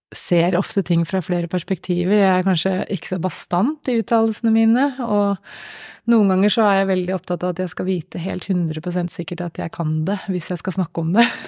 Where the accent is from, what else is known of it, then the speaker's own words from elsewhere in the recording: Gjøvik, Innlandet, Norway; på Gjøvik, i min hjemby.